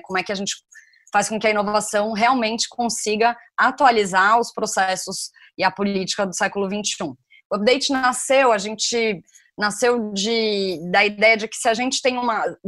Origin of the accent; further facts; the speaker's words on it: Brazil; como brasileiros a gente não se considera latino